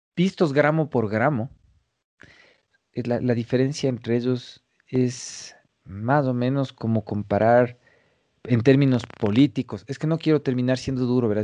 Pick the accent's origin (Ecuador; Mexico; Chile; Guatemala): Ecuador; Ecuadorian Sierra; accent: serrano; además tengo acento serrano